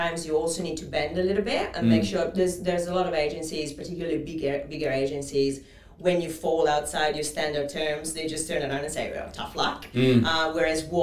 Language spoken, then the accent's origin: English; Italy; English is a second language; moved away as an adult; now in Australia; as you can probably pick up from my accent, I'm not originally from Australia. I'm Italian. I've been in Australia, this beautiful country, for 10 years